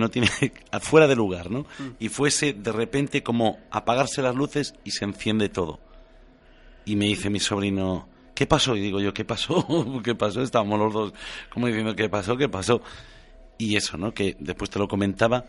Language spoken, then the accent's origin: Spanish; Galicia, Spain; moved away as an adult; also born or lived in Canary Islands; tomé la decisión de volver a mi tierra gallega